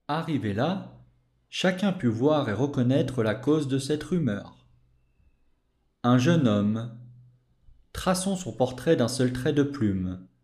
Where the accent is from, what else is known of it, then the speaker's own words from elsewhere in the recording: France; je suis français